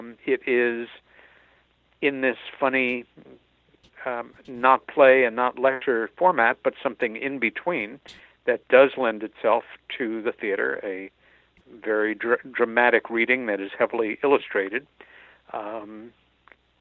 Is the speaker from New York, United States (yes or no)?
yes; New York, United States; born or raised there